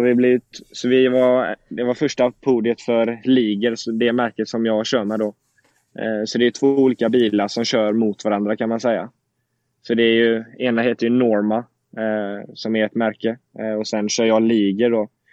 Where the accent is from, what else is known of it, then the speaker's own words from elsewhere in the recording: Sweden; moved away as an adult; now in Indianapolis, United States; jag är hemma nu i Sverige